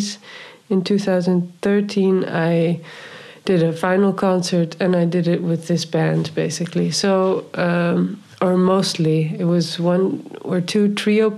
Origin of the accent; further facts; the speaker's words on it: Friesland, Netherlands; also born or lived in New York; now in Amsterdam, Netherlands; I grew up in Friesland